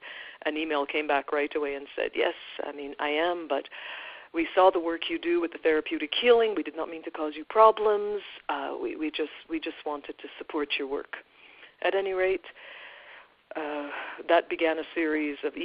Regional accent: Guyana; now in Canada; We are from Guyana, South America. We moved to Canada because we were seeking a better life

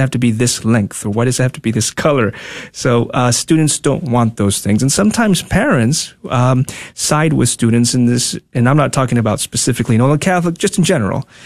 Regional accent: Tegucigalpa, Francisco Morazán, Honduras; moved away as an adult; also born or lived in Dallas, Texas; now in United States; born and raised in Honduras, capital city, Tegucigalpa. I moved here when I was 19, uh, close to 20

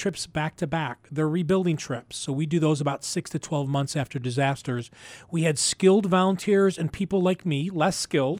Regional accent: Buffalo, New York, United States; right here in Buffalo, my hometown, Buffalo, New York.

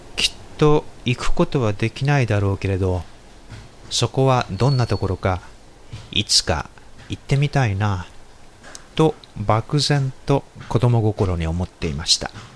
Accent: Japan; 僕の田舎はアメリカ軍の基地があって父も祖父もその当時そこで働いていました

